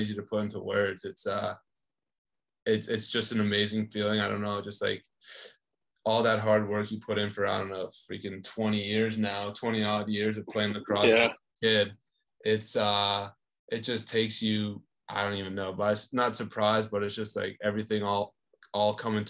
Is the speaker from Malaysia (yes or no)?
no; Canada; I'm from Canada